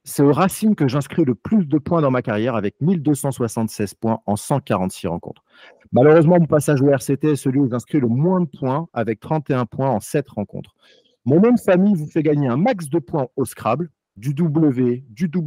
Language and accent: French; Fréjus, Provence-Alpes-Côte d'Azur, France; born there; Mais je suis un vrai, je suis un vrai sudiste, moi. Je suis né à Fréjus.